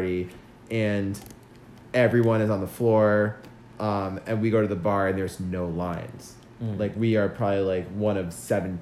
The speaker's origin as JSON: {"language": "English", "region": "New York", "country": "United States", "tie": "born or raised there", "said": "I grew up in the Northeast in New York"}